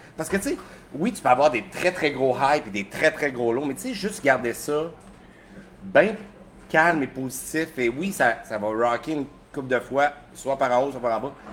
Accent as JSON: {"language": "French", "town": "Sorel-Tracy", "region": "Quebec", "country": "Canada", "tie": "born or raised there", "also_born_or_lived": "Sept-Îles (birthplace, ASR unclear)", "said": "J'ai déménagé dans le coin de Sorel-Tracé à 8 ans"}